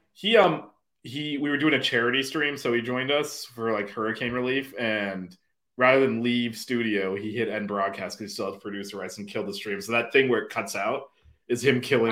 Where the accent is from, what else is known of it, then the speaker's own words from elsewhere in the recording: Miami / South Florida, United States; we're both from Miami or from South Florida at least